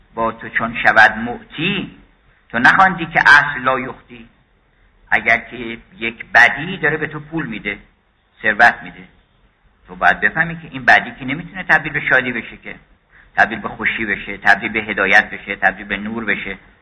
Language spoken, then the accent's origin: Persian; Iran; first language Persian; زبان فارسی که زبان مادریمون هست این خیلی قنیمتی یه موهبت الهیه از غذای روزگار ما اومدیم در ایران